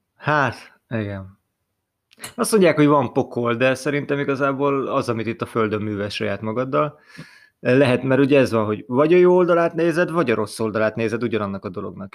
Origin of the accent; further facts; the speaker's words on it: Hungary; mi magyarok vagyunk